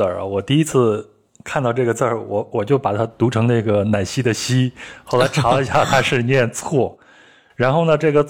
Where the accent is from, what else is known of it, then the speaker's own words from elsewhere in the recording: Henan, China; 冷这个词就是我们河南话里边表示你的时候也会用这个。